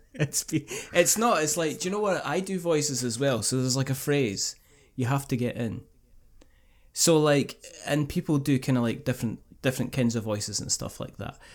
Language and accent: English; Scotland, United Kingdom; I'm Scottish